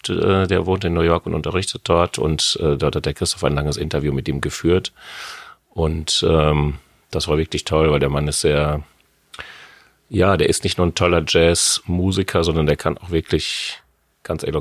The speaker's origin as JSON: {"language": "German", "town": "Hamm", "region": "North Rhine-Westphalia", "country": "Germany", "said": "Nein, ich komme aus {S1} Hamm in Westfalen. Die einen sagen östliches Ruhrgebiet, die anderen sagen Lippe"}